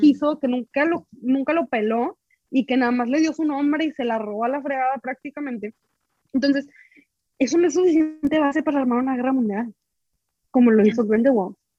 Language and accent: Spanish; Reynosa, Tamaulipas, Mexico; yo soy de Reynosa